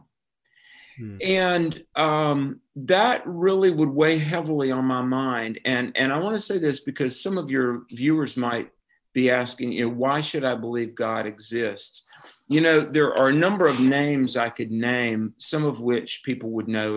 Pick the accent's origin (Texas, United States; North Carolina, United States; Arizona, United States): North Carolina, United States; I grew up in North Carolina, and the Bible Belt